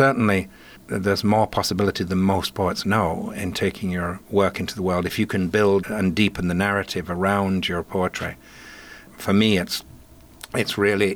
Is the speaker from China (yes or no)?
no; Yorkshire and the Humber, United Kingdom; now in Pacific Northwest, United States; I grew up in Yorkshire of an Irish mother with two linguistic rivers joining together